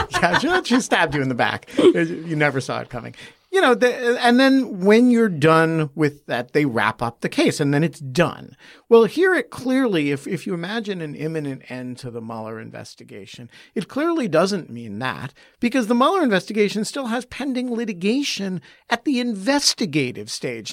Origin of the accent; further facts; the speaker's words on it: United States; as an American